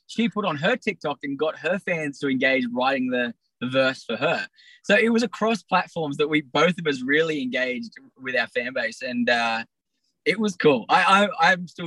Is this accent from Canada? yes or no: no; Australia; I'm from Australia